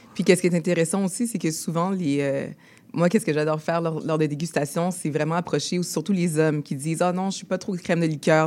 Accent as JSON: {"language": "French", "town": "Montreal", "region": "Quebec", "country": "Canada", "tie": "born or raised there", "said": "on est tous les deux nés ici à Montréal, de parents haïtiens."}